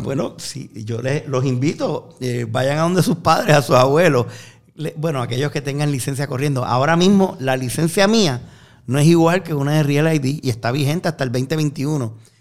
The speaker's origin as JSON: {"language": "Spanish", "country": "Puerto Rico", "said": "los puertorriqueños que somos ciudadanos americanos"}